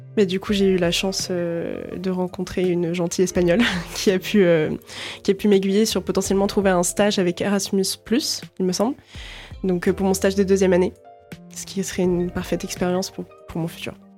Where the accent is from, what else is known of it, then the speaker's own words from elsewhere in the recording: La Rochelle, Nouvelle-Aquitaine, France; je viens initialement de La Rochelle